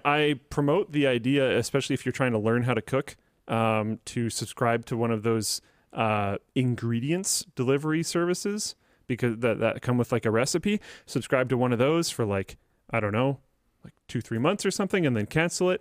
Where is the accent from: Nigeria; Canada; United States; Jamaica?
Canada